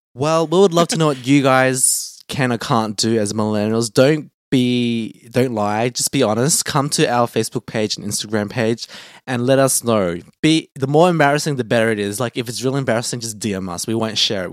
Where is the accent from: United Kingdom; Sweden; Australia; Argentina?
Australia; growing up in Australia, I've never felt like a person of color